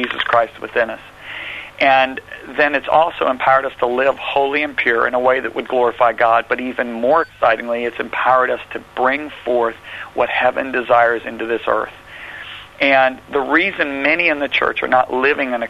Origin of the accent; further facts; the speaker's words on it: United States; accent: American; my nice American accent